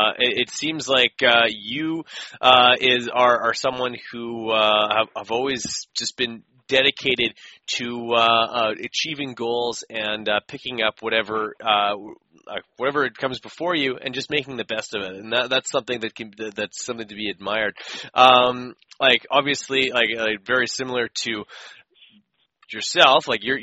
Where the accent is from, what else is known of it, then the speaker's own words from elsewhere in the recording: Canada; as a Canadian